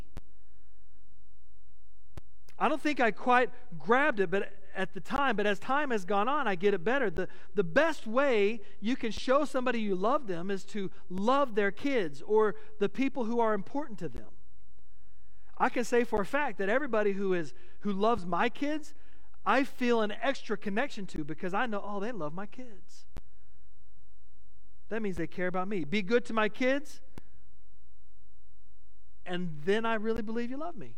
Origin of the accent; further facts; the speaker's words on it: Midland, Texas, United States; moved away as an adult; also born or lived in Grand Prairie, Texas; I moved from Midland to Grand Prairie, so I was in the big city, you know. I was in the Metroplex, and I'd always lived in a small West Texas town